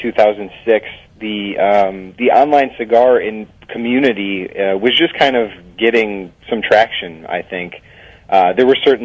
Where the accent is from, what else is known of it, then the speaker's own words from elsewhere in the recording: Chicago, Illinois, United States; moved away as an adult; also born or lived in Washington, D.C.; I just recently moved here with my wife. I had been living in D.C. for the past 6 years, but this is my hometown as well.